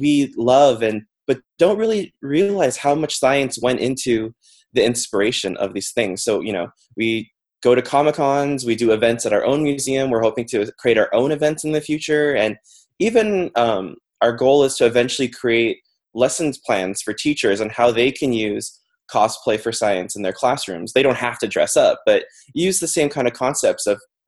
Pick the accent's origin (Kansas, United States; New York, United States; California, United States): California, United States; Los Angeles; we're all actually from Los Angeles originally